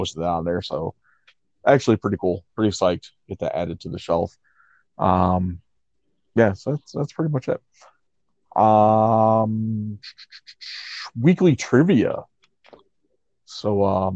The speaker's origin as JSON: {"language": "English", "town": "Elmira", "region": "New York", "country": "United States", "tie": "born or raised there", "said": "3 hours away from my hometown of Elmira, New York"}